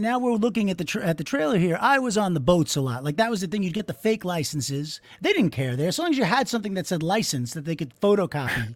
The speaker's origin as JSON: {"language": "English", "area": "Long Island", "region": "New York", "country": "United States", "said": "I'm from Long Island"}